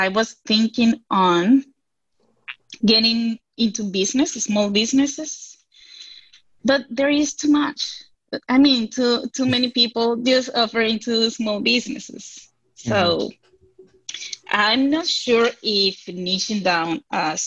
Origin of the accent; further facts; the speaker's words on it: Venezuela; English is a second language; now in United States; I'm from Venezuela